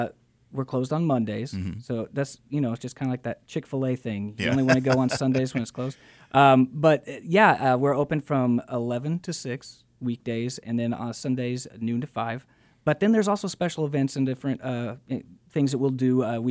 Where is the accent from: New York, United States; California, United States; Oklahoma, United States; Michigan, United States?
Oklahoma, United States; I never would have thought I'd get to live so many fun dreams here in my home state.